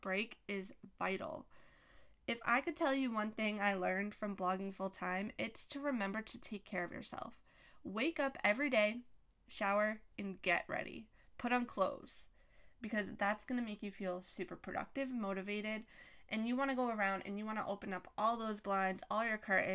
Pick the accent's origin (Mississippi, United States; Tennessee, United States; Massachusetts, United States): Massachusetts, United States; I'm from Massachusetts. I live in Massachusetts